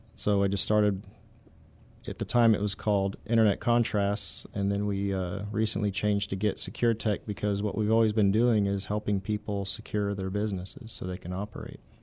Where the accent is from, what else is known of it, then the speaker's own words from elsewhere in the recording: San Antonio, Texas, United States; I'm from San Antonio area originally